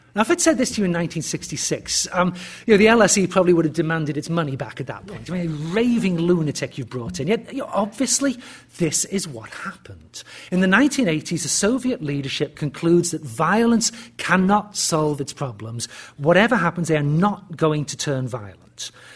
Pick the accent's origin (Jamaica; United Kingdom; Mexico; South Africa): United Kingdom; moved away as an adult; also born or lived in Birmingham / Cambridge; now in United States; being a Brit in the US